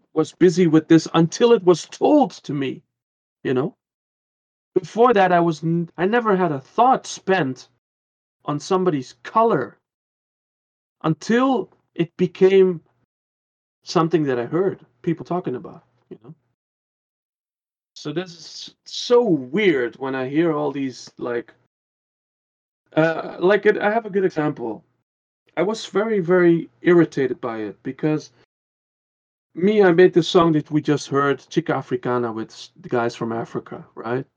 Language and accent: English; Curaçao; also born or lived in Netherlands; now in Germany; I came from the Netherlands. I was like 4 and a half and we moved to Curacao.